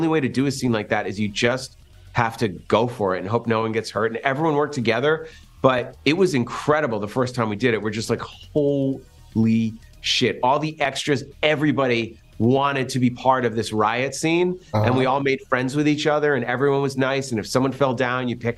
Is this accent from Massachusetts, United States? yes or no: yes; Massachusetts, United States; My best friend, Jeff Randell, and I, we grew up in Massachusetts, where Thanksgiving is a huge, huge deal